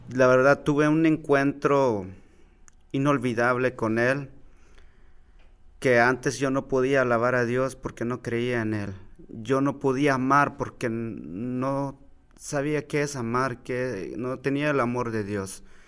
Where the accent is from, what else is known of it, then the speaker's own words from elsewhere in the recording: Guatemala; moved away as an adult; now in United States; me vine desde Guatemala, tenía 19 años